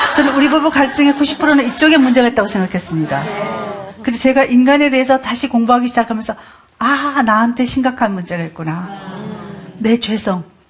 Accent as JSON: {"language": "Korean", "region": "Gyeongsang", "country": "South Korea", "said": "전 경상도 사람입니다"}